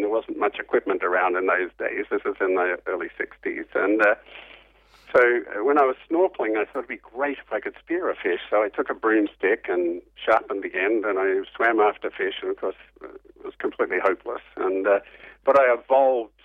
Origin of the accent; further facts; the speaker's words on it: Perth, Western Australia, Australia; I grew up in Perth on the West Coast